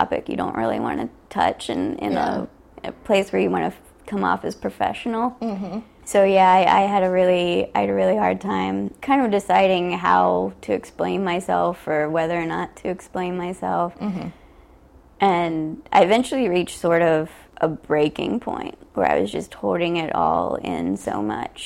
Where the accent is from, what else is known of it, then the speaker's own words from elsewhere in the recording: Ohio, United States; also born or lived in West Virginia; now in New York, United States; I grew up in Ohio